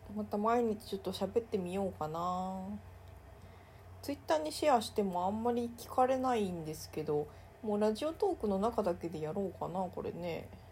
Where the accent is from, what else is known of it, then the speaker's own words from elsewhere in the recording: Mie, Japan; 地元の三重県